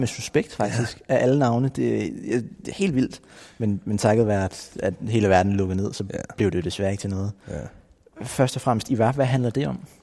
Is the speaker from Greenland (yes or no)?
yes; Nuuk, Greenland; jeg er født og opvokset i hovedstaden Nuuk i Grønland